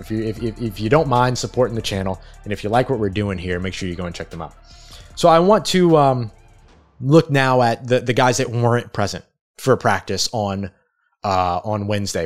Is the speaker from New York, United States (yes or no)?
no; New Orleans, Louisiana, United States; also born or lived in Lafayette; I grew up in New Orleans. I spent some time in Lafayette. I didn't grow up in Lafayette